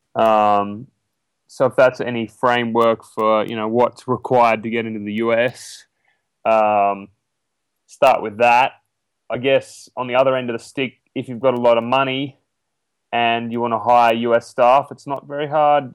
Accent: ten hours northwest of Sydney, between Walgett and Moree, New South Wales, Australia; now in United States

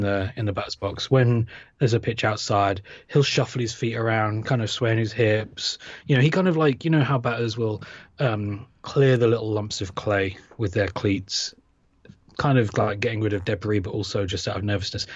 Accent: United Kingdom; I grew up in Britain

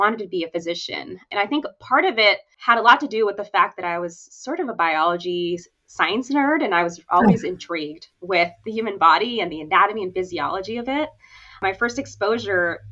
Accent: San Pablo, California, United States; also born or lived in Oakland, California / Newport Beach, California / Irvine, California / Washington State; I myself grew up in San Pablo, California, Bay Area, and I still live here

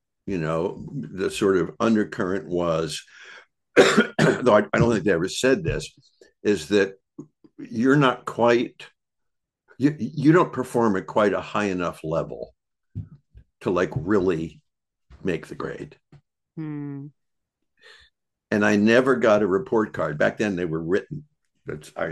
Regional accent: Bucks County, Pennsylvania, United States; I grew up in Bucks County, Pennsylvania, which is a nice place

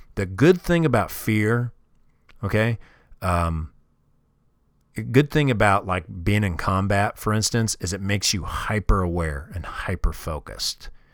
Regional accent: Kansas City, Missouri, United States; moved away; I grew up in Kansas City, Missouri, and all my family's still there

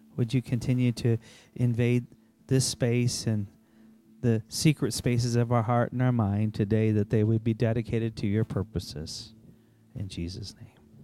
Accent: Sioux Falls, South Dakota, United States; I grew up in Shelt-, I think of kind of a sheltered little town here in Sioux Falls.

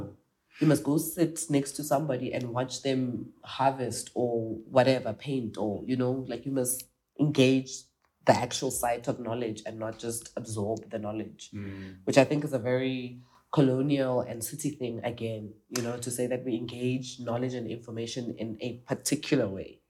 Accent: South Africa; I'm South African

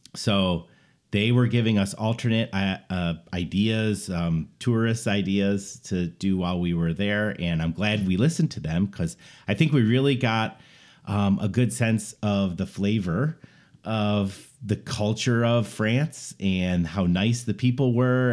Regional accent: Buffalo, New York, United States; we're from Buffalo area

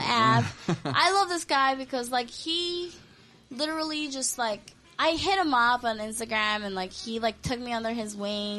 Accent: Hawaii, United States; first language Korean; English is a second language; also born or lived in Korea; I came to Hawaii when I was 9 years old. I didn't speak any English

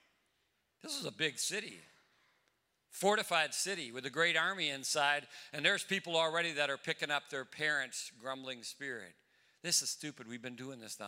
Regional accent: Newport, Minnesota, United States; I grew up in Newport, Minnesota

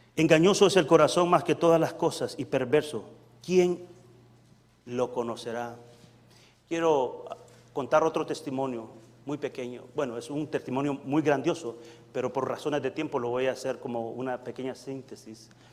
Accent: El Salvador; moved away; yo vengo del Salvador, soy salvadoreño eh, muy honrosamente, doblemente salvadoreño. Salvadoreño de nacimiento

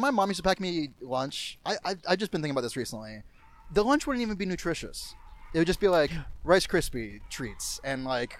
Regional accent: Florida, United States; moved away; we're from Florida. We're from the wet South.

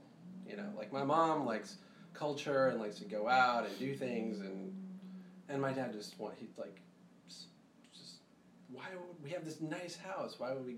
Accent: India; because it's like Eastern culture, I'm Indian

